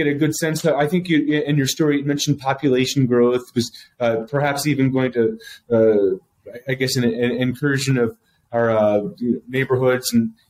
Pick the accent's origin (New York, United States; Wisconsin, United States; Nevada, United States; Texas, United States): Texas, United States; Abilene; moved away as an adult; now in Lubbock, United States; I've been here in Lubbock since 2005, when I came up to Tech, and I was from Abilene originally